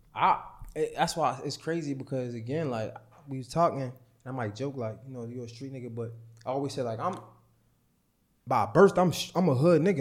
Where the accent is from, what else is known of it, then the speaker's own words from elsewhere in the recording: Baltimore, Maryland, United States; 'cause I'm from Baltimore